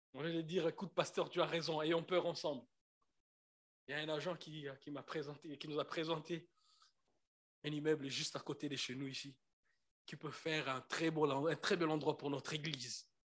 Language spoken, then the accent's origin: French; Kinshasa, DR Congo; moved away; je suis congolais de Kinshasa. On a un problème des E et des E.